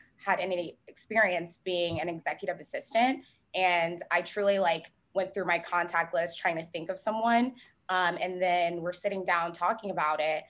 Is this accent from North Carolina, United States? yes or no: yes; Charlotte, North Carolina, United States; moved away as an adult; now in Charleston, United States; I was actually born here. There's a few of us left, but I grew up in Charlotte, North Carolina